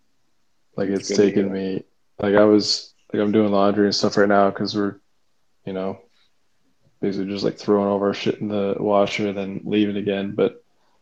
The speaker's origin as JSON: {"language": "English", "town": "Cincinnati", "region": "Ohio", "country": "United States", "said": "we're both from Cincinnati"}